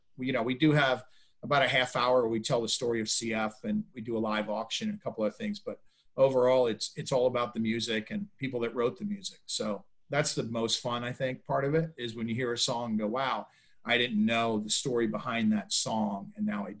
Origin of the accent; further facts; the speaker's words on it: Philadelphia, Pennsylvania, United States; also born or lived in California; now in Jupiter, United States; I was not. I was born in California, son of a Marine. So we bopped around the U.S., ended up going to high school and college in Philadelphia.